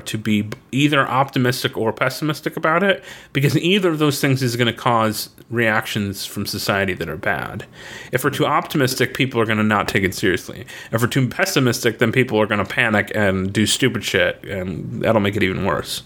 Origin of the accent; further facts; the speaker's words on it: Florida, United States; When we grew up in Florida